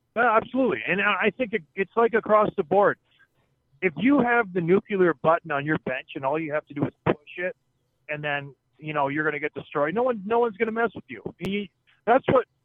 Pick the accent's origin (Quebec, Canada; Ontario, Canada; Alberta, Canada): Ontario, Canada; St. Catharines; I was from St. Catharines